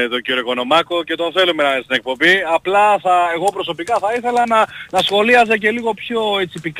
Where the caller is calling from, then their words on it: Brisbane, Queensland, Australia; είμαι από το Brisbane.